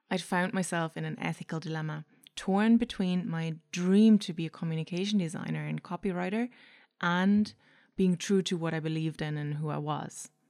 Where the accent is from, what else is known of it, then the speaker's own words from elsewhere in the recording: Germany; accent: mix of German, Irish; English is a second language; now in Ireland; I'm from Germany originally, but I've emigrated to Ireland many moons ago. So, if you were wondering what that weird accent is, it's a mix of German, Irish, and whoever I listen to on a daily basis.